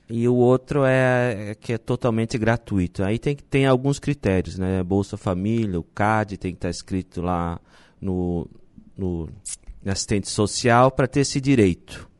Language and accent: Portuguese; Nova Veneza, Santa Catarina, Brazil; now in Balneário Arroio do Silva, Brazil; eu sou de Nova Veneza